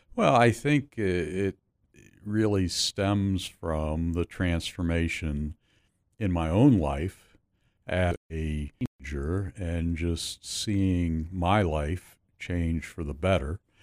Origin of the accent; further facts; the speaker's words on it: Pittsburgh, Pennsylvania, United States; Grew up in Pittsburgh, southwestern Pennsylvania